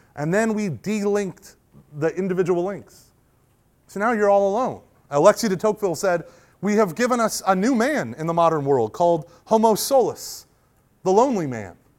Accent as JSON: {"language": "English", "country": "United States", "also_born_or_lived": "Rust Belt of Ohio", "said": "being an American"}